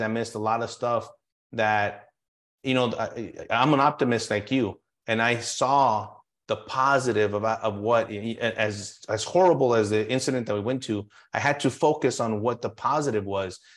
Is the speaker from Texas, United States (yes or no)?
yes; El Paso, Texas, United States; I'm born and raised in El Paso and Texas